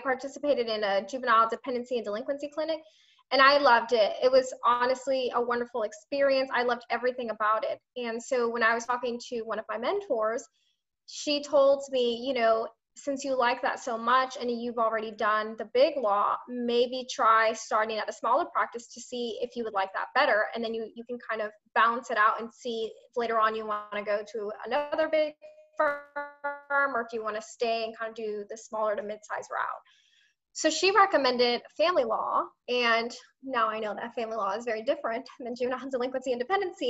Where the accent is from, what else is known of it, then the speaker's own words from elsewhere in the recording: Tampa, Florida, United States; I was born and raised in Tampa